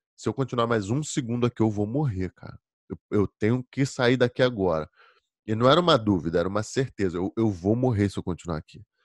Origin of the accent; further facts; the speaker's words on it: Rio de Janeiro, Brazil; moved away as an adult; now in Virginia, United States; Eu sou do Rio de Janeiro. Tô na Virgínia